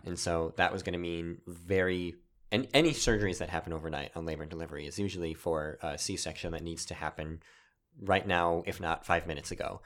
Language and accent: English; Wisconsin, United States; moved away; I'm from Wisconsin originally